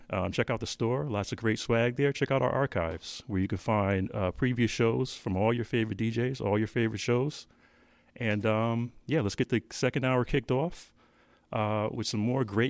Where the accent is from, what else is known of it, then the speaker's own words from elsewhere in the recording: Connecticut, United States; now in Columbia, United States; I'm feeling a little homesick today. I'm from Connecticut originally, the NYC metro area